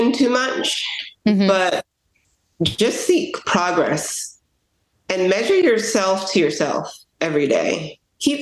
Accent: Antigua & Barbuda; I was born in Antigua

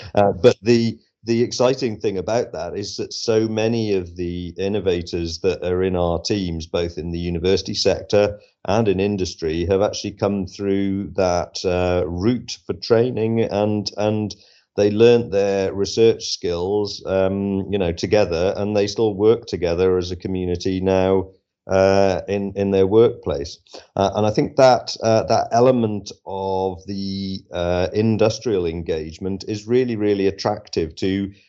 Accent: West Wales, United Kingdom; I'm actually from West Wales originally.

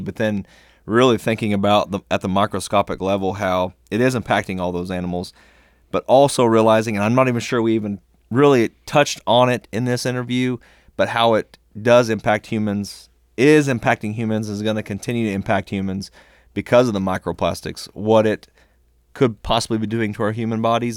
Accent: the Ozarks, United States; growing up in the Ozarks

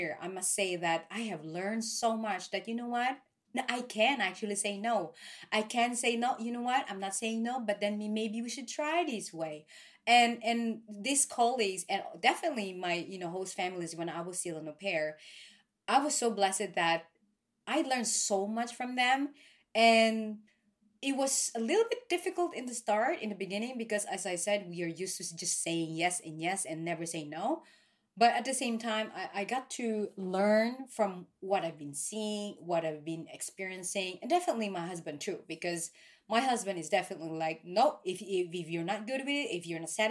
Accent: Philippines; now in Norway; I am from the Philippines

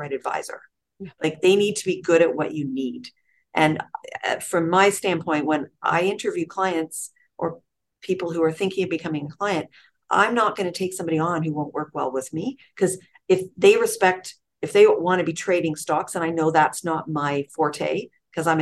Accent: Toronto, Ontario, Canada; moved away as an adult; now in Richmond Hill, Canada; where I grew up in North York, Willowdale

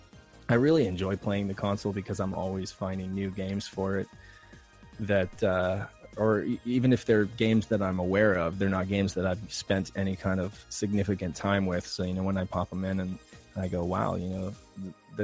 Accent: Reno, Nevada, United States; now in San Diego, United States; I'm from San Diego, California. I grew up in Reno, Nevada.

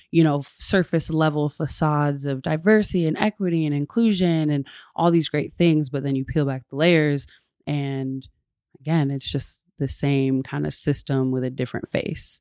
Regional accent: West Michigan, United States; now in Grand Rapids, United States; I grew up in West Michigan

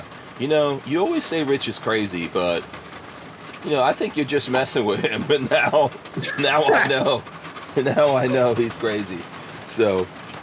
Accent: New York, United States; Growing up in New York

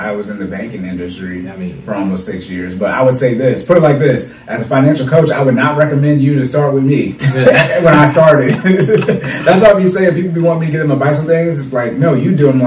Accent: Arizona, United States; I was born in Arizona

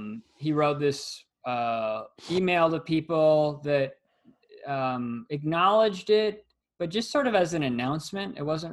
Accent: Los Angeles, California, United States; where I grew up in Los Angeles

